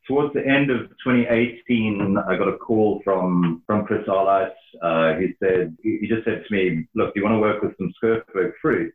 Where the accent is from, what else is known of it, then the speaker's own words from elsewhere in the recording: Johannesburg, Gauteng, South Africa; moved away as an adult; also born or lived in Stellenbosch; I grew up in Johannesburg